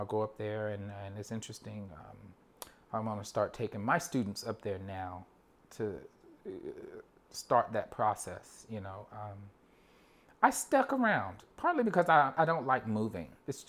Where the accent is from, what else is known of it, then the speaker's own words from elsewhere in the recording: New York, United States; Growing up in New York musically, quote unquote, has been fascinating because I had more opportunities than a lot of people that I'm so grateful for.